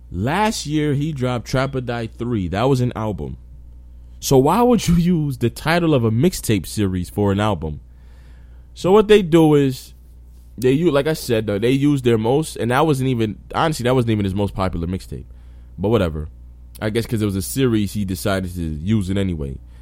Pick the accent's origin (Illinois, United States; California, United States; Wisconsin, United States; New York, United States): New York, United States; I'm from New York